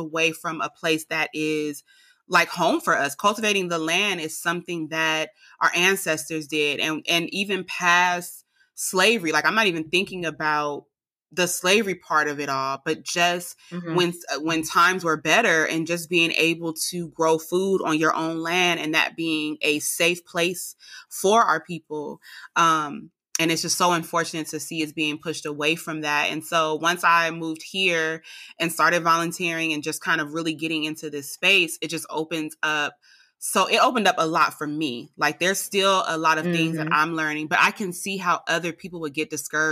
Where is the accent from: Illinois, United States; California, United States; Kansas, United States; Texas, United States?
California, United States; also born or lived in Alabama; now in Georgia, United States; I'm from California